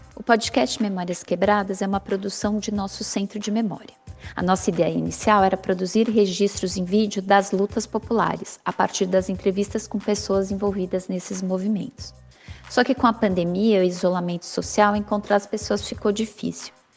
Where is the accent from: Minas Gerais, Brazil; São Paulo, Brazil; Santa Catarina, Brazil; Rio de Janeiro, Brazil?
São Paulo, Brazil; Eu nasci em Americanópolis, que é um bairro periférico da zona sul da cidade de São Paulo